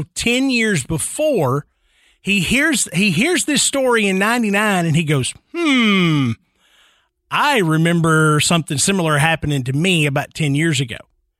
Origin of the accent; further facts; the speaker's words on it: Tennessee, United States; I mean, it's like growing up in Middle Tennessee, somebody you know is going to have a Bell Witch story.